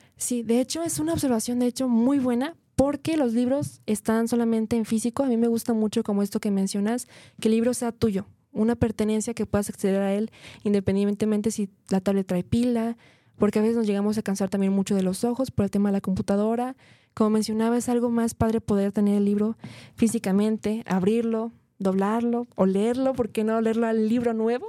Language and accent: Spanish; Guadalajara, Jalisco, Mexico